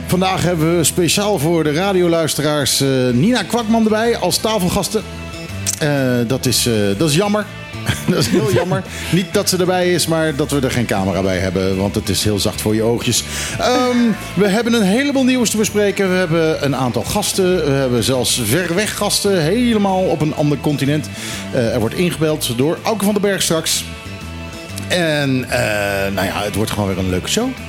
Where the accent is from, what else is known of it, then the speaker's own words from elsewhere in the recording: Curaçao; moved away; Ik heb zelf ook eh, als kind op Curaçao op school gezeten.